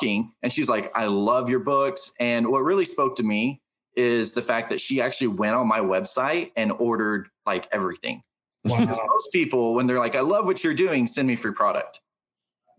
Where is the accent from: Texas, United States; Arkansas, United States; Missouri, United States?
Texas, United States; Burleson; I'm from Burleson, Texas